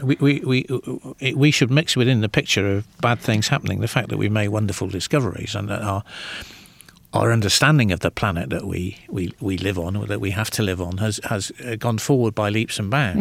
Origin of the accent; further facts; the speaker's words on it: Birkenhead, North West England, United Kingdom; I grew up in the northwest of England